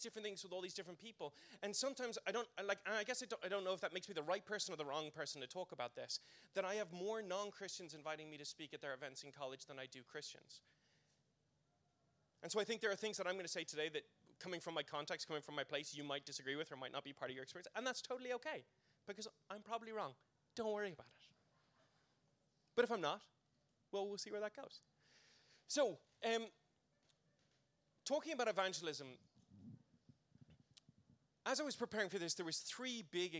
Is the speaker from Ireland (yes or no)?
yes; Ireland; growing up in church world in the Republic